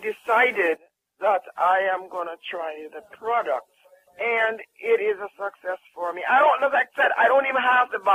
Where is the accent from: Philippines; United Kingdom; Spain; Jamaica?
Jamaica; I'm from Jamaica.